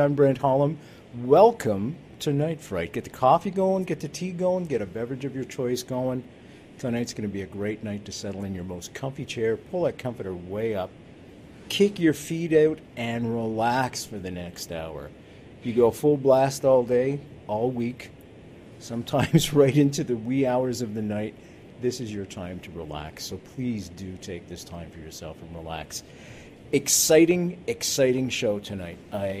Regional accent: Montreal, Quebec, Canada; She likes the way I say that because I'm from Montreal, right?

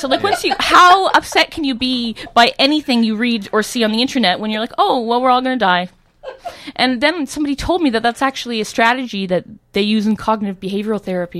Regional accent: South East England, United Kingdom; I grew up in Surrey, I feel like I have all these associations

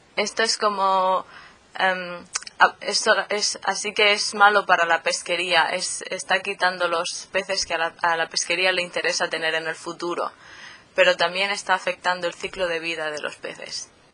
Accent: Murcia, Region of Murcia, Spain; moved away as an adult; also born or lived in Helsinki, Finland; now in Bergen, Norway; soy de Murcia, del sureste de España, pero también soy medio suiza. Mi madre es de Suiza

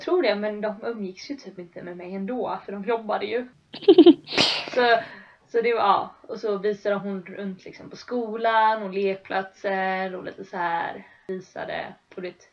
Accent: Sweden; moved away as an adult; vi mhm. bodde där hemma, eller hemma, liksom, hemma i Sverige på berget

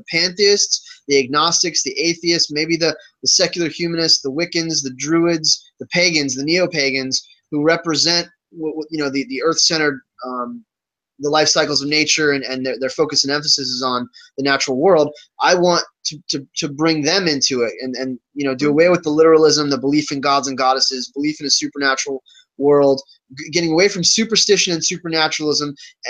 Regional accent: Virginia, United States; because of what Christianity represents in the South, where I grew up in Virginia.

